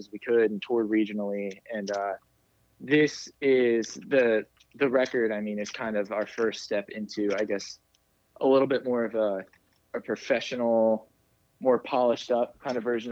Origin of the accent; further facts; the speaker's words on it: Richmond, Virginia, United States; we're all from Richmond, Virginia